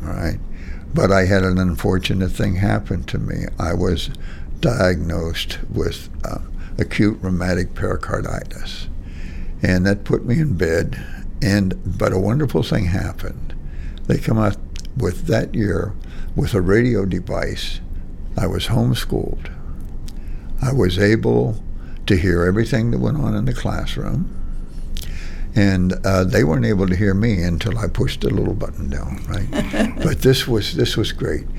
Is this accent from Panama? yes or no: no; Monaca, Pennsylvania, United States; I grew up in Monaca Heights